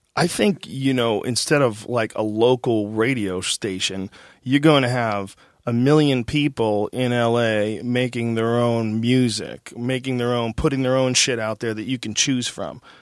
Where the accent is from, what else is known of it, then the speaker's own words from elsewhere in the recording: Boston, Massachusetts, United States; I grew up in Boston